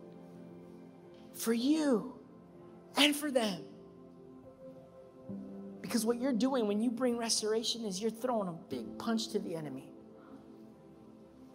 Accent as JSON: {"language": "English", "town": "Anaheim", "region": "California", "country": "United States", "said": "I'm from Anaheim"}